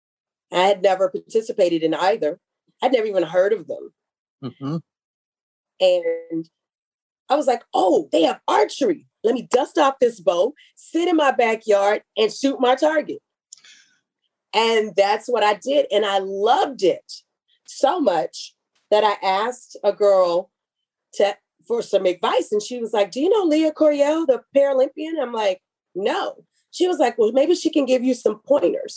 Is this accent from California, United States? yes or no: no; Houston, Texas, United States; I'm from Texas